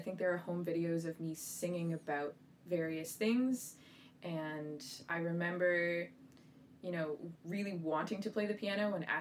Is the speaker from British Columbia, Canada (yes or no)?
no; Aurora, Ontario, Canada; also born or lived in Scarborough, Ontario / Toronto; I was born in Scarborough, Ontario, though I have no memory of that, and then moved to Aurora when I was 2 years old, I believe, and grew up there